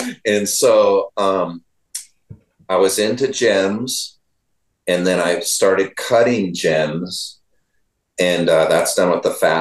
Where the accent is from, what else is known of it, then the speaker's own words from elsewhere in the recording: Northern California, United States; I was just from NorCal